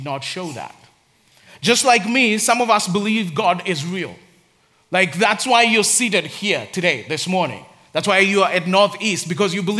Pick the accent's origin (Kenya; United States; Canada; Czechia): Kenya; Nairobi; I grew up in Nairobi in Africa.